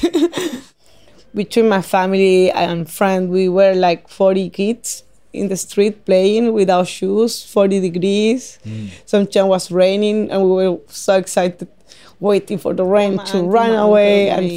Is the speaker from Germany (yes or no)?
no; Paraguay; English is a second language; moved away as an adult; also born or lived in Chile; now in Tasmania, Australia; I come from Paraguay.